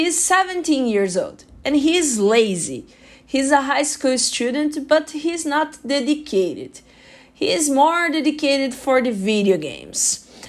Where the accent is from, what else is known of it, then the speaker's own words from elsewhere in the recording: Brazil; English is a second language; moved away as an adult; now in Canada; I'm 26 years old. I am an engineer. I'm from Brazil and I am here in Canada for new opportunities.